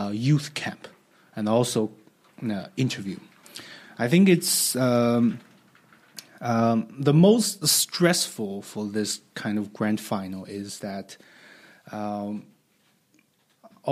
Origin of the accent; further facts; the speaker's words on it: Tianjin, China; also born or lived in Beijing; I was born in Tianjin, a coastal city close to Beijing, and I went to universities in Beijing